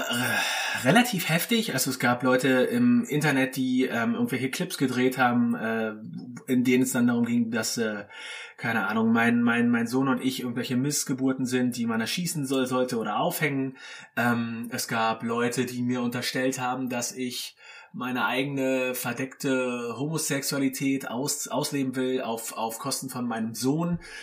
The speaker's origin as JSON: {"language": "German", "region": "Berlin", "country": "Germany", "also_born_or_lived": "Villingen", "moved": "as an adult", "said": "wir sind äh, ursprünglich aus Berlin, meine Lebenskomplizin und ich."}